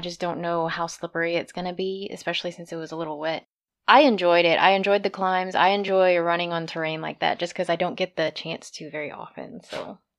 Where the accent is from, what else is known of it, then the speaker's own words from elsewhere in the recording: Texas, United States; I grew up in Texas